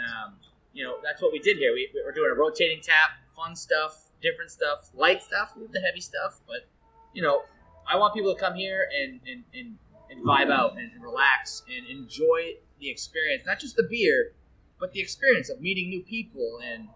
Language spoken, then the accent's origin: English; Kingston, New Hampshire, United States; also born or lived in Derry, New Hampshire / Londonderry, New Hampshire; I was born in Derry, New Hampshire, but I grew up in Kingston, New Hampshire